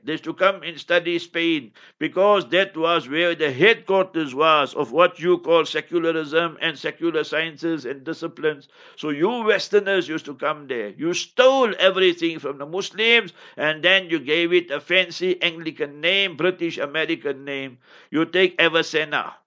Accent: South Africa; I grew up in African township

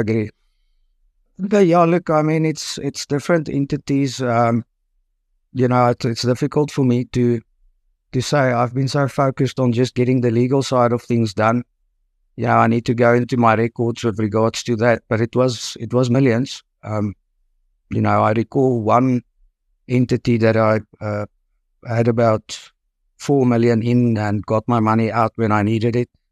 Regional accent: Potchefstroom, North West, South Africa; now in Pretoria, South Africa; I'm born and bred in Port of Durham, so I studied there in at the University in Potchefstroom

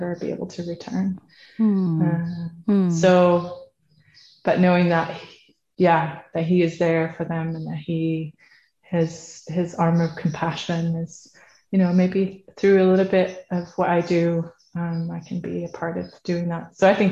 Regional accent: Netherlands; now in Sweden; I'm from the Netherlands, based in Sweden.

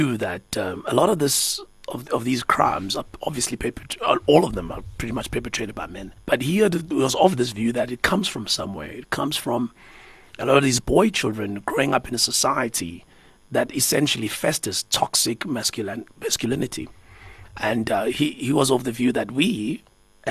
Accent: Umlazi, KwaZulu-Natal, South Africa; I grew up in a township, right? I grew up in Umlazi.

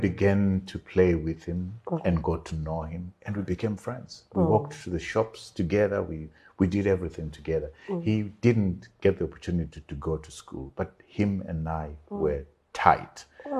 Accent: Bulawayo, Zimbabwe; I grew up in Bulawayo, the city, in Magwegwe

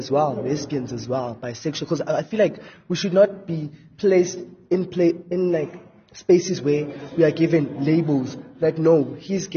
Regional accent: Kempton Park, Gauteng, South Africa; from Kempton Park

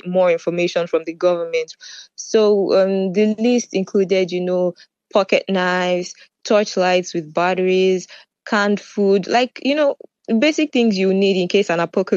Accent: Nigeria; moved away as an adult; also born or lived in Sumy, Ukraine; now in Netherlands; I'm from Nigeria

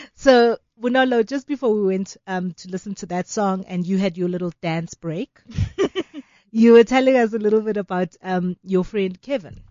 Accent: South Africa; as South African women

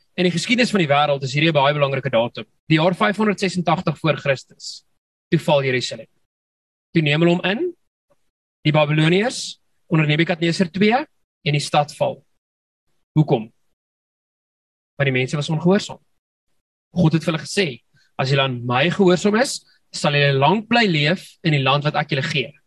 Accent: South Africa; ons Afrikaners

